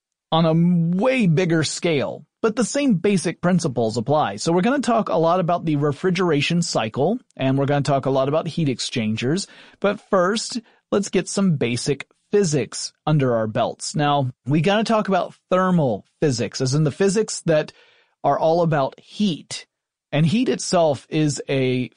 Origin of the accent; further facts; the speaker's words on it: Atlanta, Georgia, United States; I grew up essentially in the Atlanta area. I am a Southerner.